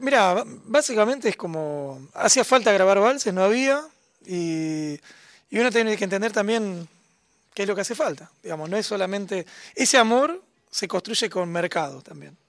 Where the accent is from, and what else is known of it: Argentina